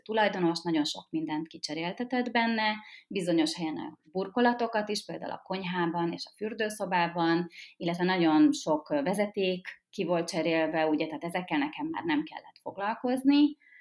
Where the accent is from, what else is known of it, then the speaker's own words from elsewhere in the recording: Budapest, Hungary; Én ugye fővárosi nő vagyok, és itt is töltöttem a, a gyerekkoromat is, itt nőttem föl. A 16. kerületben